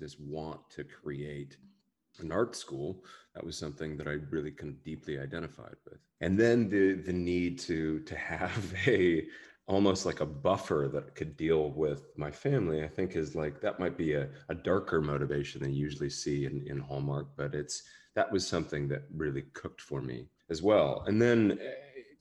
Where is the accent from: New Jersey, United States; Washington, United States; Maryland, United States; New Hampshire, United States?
Washington, United States; Seattle; I grew up in Seattle